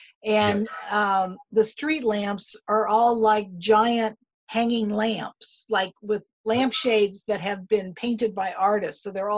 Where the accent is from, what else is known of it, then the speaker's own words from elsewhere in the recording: Ohio, United States; moved away; I'm an Ohio girl